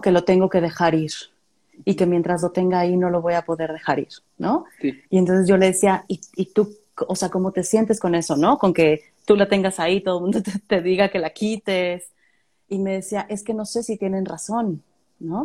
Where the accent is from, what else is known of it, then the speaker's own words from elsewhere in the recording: Tampico, Tamaulipas, Mexico; moved away; yo soy de Tampico